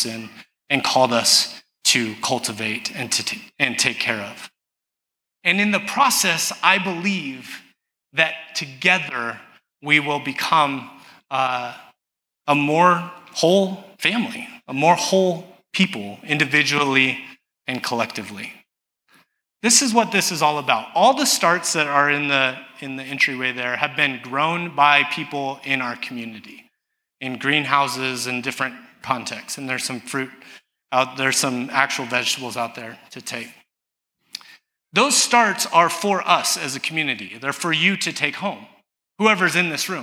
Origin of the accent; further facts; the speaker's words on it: Southern California, United States; I grew up in Southern California, where we didn't know what recycling was